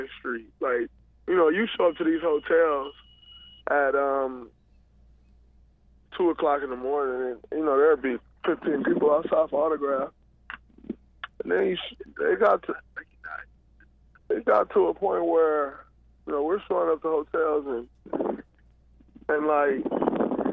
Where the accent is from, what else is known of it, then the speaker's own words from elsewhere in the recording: Saginaw, Michigan, United States; moved away; growing up in Saginaw